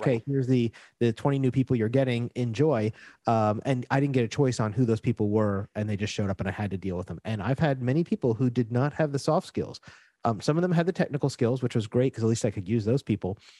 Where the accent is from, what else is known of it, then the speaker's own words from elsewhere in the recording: Florida, United States; moved away as an adult; now in Puerto Rico; I was gro-, born and raised in Florida, so I was used to very flat, hot places. And when I moved to Puerto Rico